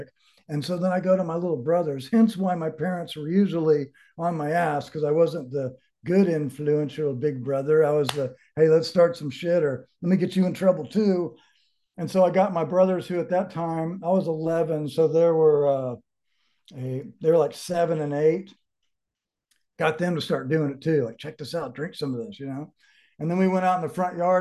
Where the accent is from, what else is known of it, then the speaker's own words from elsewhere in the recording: Dallas, Texas, United States; moved away as an adult; also born or lived in California; now in Colorado, United States; I grew up in Dallas, oldest of five kids